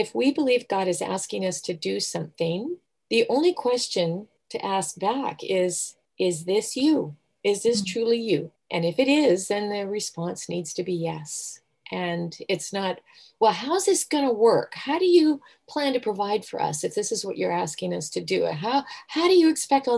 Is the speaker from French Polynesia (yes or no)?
no; Southern Alberta, Canada; now in Vancouver, Canada; I grew up in Southern Alberta on the prairies